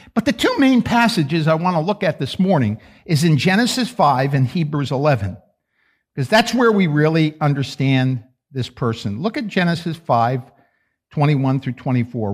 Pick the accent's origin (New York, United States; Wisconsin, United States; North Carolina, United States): New York, United States; I'm from New York